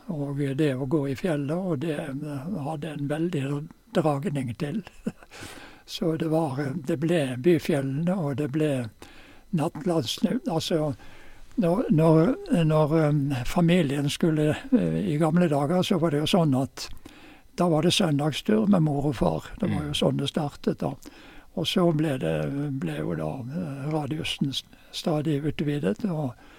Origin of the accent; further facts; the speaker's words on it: Bergen, Vestland, Norway; also born or lived in Oslo / Fusa; now in Geilo, Norway; Jeg ble født i Oslo jeg, i, i 1935. Og eh, familien flyttet til eh, Bergen i 1935.